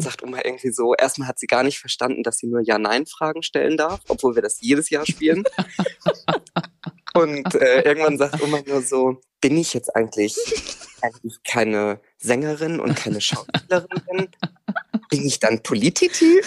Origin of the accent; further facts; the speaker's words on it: near Plön, Schleswig-Holstein, Germany; now in Kiel, Germany; Also ich liebe mittlerweile in Kiel komme aber aus der Nähe von Plön.